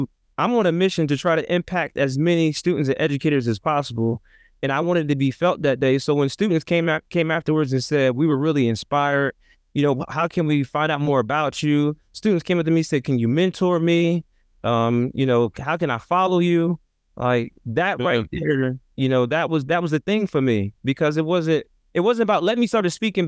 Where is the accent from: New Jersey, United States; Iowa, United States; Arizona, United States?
New Jersey, United States; Trenton; I come from an inner city context, I come from Trenton, New Jersey, 7 square miles, about 90,000 people